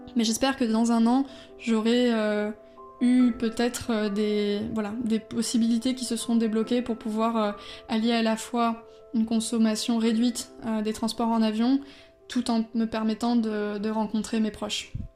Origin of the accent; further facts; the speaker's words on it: Bordeaux, Nouvelle-Aquitaine, France; now in Brussels, Belgium; je suis originaire de Bordeaux.